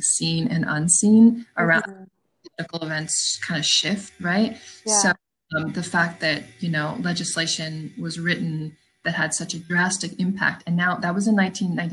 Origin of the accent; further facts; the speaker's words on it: California, United States; I grew up in California